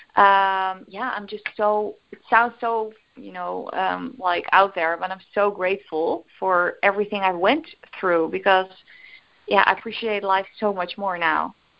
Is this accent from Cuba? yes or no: no; Netherlands; English is a second language; English is, is of course not my native language, uh, but we call it bioresonantie in in Holland.